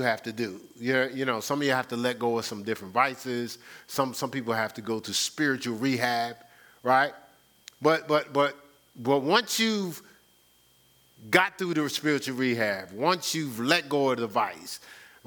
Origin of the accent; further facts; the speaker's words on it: New Jersey, United States; moved away; growing up in New Jersey.